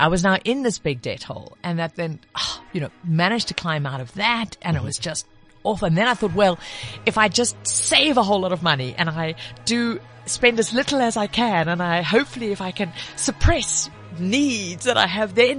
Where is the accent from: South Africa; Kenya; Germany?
South Africa; KwaZulu-Natal; But you know, I my accent's all over the place, but I grew up in KZN.